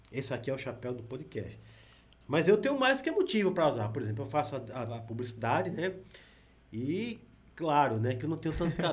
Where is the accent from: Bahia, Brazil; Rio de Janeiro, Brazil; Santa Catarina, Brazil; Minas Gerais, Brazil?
Bahia, Brazil; IAPI; also born or lived in Paulo Afonso, Bahia; Eu saí do Iapi, fui só nascer em Paulo Afonso e voltei para lá.